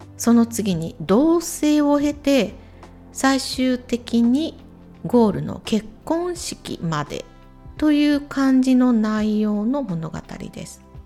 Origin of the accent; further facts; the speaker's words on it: Imabari, Ehime, Japan; 私の地元 愛媛県今治市も水が少ない地域